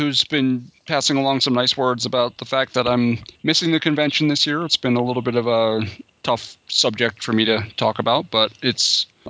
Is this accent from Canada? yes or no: yes; Canada; I'm Canadian.